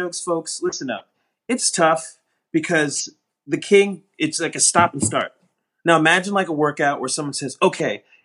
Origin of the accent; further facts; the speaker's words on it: Newark, New Jersey, United States; also born or lived in New York; I grew up in New Jersey. I was born in Newark, New Jersey